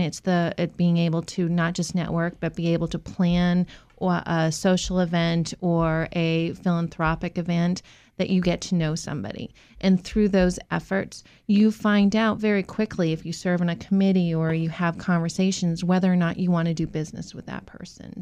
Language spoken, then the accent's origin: English; Massachusetts, United States; moved away as an adult; now in Virginia, United States; I grew up in Massachusetts